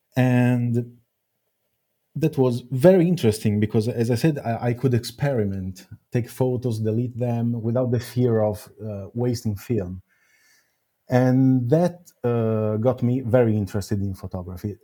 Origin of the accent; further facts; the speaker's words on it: Milan, Lombardy, Italy; it all started in Milan, my, my own my, my hometown